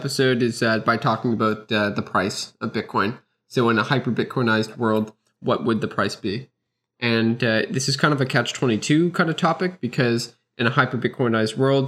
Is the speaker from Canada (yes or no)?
yes; Canada; I'm Canadian, I use the Canadian dollar